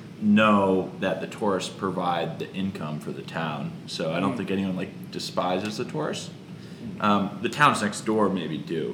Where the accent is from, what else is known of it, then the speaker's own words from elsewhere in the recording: Stowe, Vermont, United States; my hometown of Stowe, Vermont